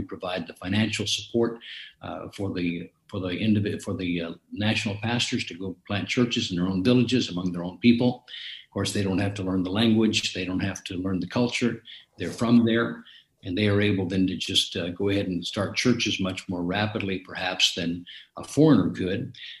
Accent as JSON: {"language": "English", "town": "Hot Springs", "region": "Arkansas", "country": "United States", "tie": "born there", "said": "I was born in Hot Springs, Arkansas. My father was stationed in the Army there in Hot Springs from World War II. And so I was born in 1950 in Hot Springs."}